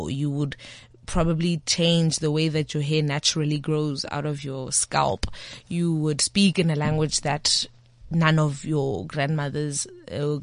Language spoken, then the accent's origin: English; South Africa; I'm South African.